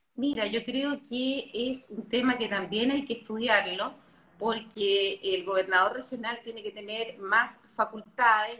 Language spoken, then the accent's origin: Spanish; Chile; como chilenos